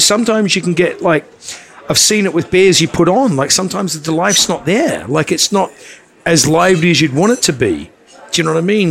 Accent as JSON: {"language": "English", "country": "New Zealand", "moved": "yes", "said": "I'm from New Zealand"}